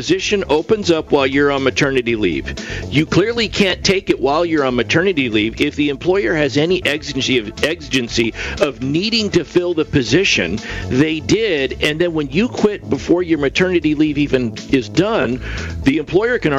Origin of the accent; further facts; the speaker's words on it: Yuba City, California, United States; I'm from a small town in California